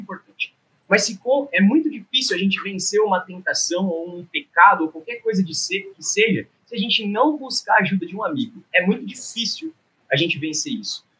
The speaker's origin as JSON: {"language": "Portuguese", "town": "Itapira", "region": "São Paulo", "country": "Brazil", "said": "sou de Itapira, também trabalho com jovens e adolescentes lá na igreja em Itapira"}